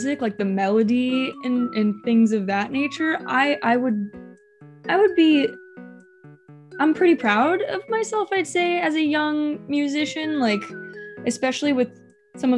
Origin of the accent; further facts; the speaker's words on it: Long Beach, California, United States; I'm born and raised in Long Beach